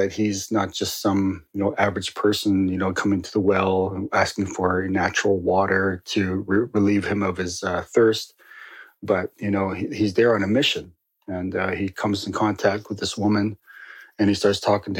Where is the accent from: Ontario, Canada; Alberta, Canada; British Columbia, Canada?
Ontario, Canada; Northern; I grew up in Northern Ontario